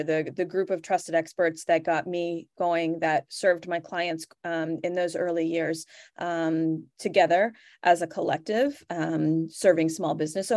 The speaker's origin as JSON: {"language": "English", "region": "New England", "country": "United States", "said": "I'm from the New England area"}